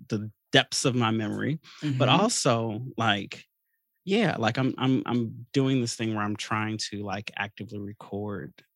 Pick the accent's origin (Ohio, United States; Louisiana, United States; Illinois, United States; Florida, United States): Illinois, United States; Chicago; growing up in Chicago